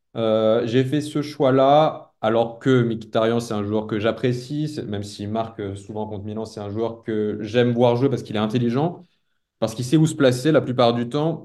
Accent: France; en tant que Français

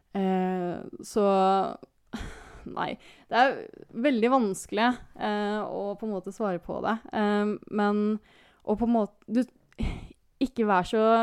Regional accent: Kristiansand, Agder, Norway; moved away; jeg har jo en sånn kjernegruppe hjemme i Kristiansand

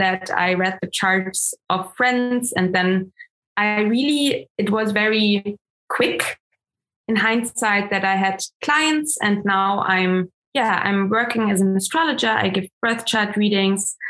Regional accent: Germany; first language German; English is a second language; also born or lived in Munich; I'm coming from Germany. My mom comes from Austria, and I'm currently still live in Munich

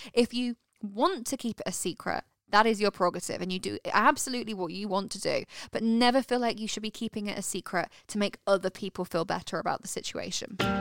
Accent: United Kingdom; And in the UK, so where we're from

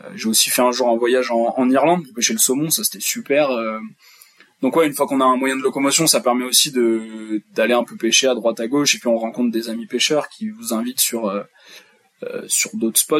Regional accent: Charente, Nouvelle-Aquitaine, France; je suis originaire de Charente

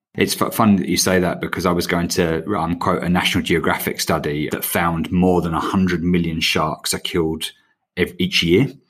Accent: England, United Kingdom; now in Australia; as you can tell from my accent, I'm, uh, I'm an Englishman

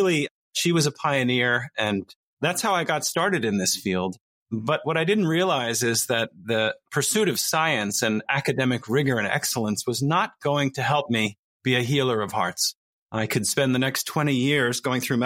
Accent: New Jersey, United States; study and service were very important in my family growing up in New Jersey

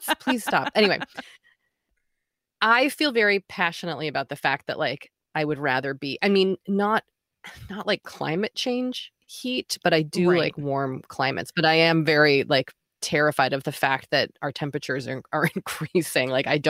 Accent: Boston, Massachusetts, United States; I'm from Boston. I went to college in Maine. Then I moved to New York City.

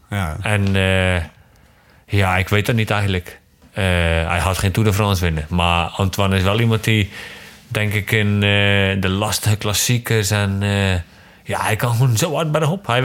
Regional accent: Yerseke, Zeeland, Netherlands; we zijn opgegroeid in hetzelfde dorp. We zijn allebei van Iersk eigenlijk.

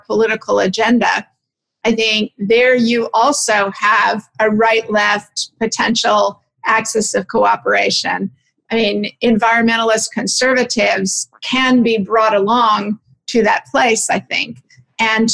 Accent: Sonoma, California, United States; moved away; I'm from Sonoma, California, and I was home for 4 or 5 months of the pandemic lockdown there

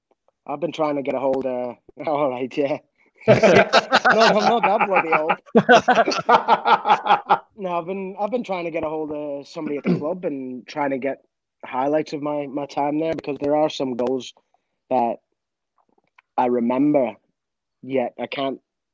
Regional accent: Edinburgh, Scotland, United Kingdom; born there; And I was born in Edinburgh, obviously.

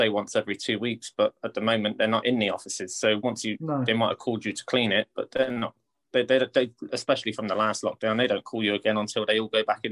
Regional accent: Guernsey; moved away; also born or lived in United Kingdom; I'm from Guernsey, but I lived away

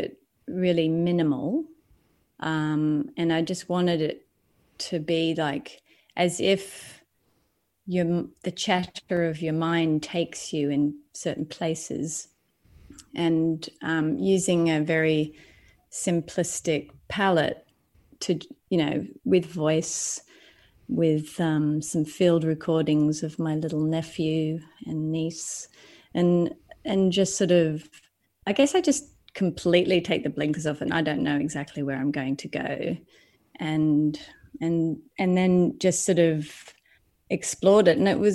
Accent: Lismore, New South Wales, Australia; moved away as an adult; also born or lived in Sydney, Australia / New York, United States; now in London, United Kingdom; I come from the Northern Rivers of New South Wales, which is, if anyone knows, is quite alternative culture. So I kind of grew up around all that hippie movement

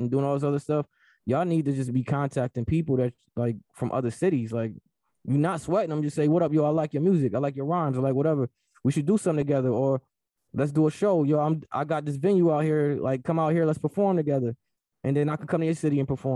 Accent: Rochester, New York, United States; I'm from Rochester

